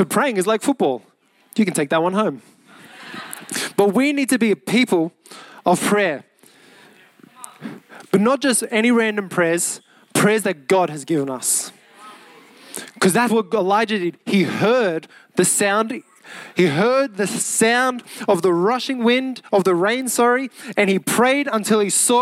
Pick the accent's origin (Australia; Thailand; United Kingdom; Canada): Australia; Mount Druitt, New South Wales; Mount Druitt, 2770. Come on. That's my hometown.